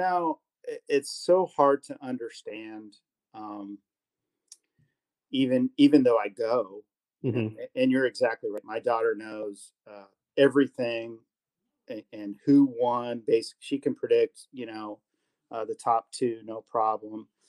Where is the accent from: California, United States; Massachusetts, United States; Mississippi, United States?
California, United States; now in Columbia, Missouri, United States; I grew up in California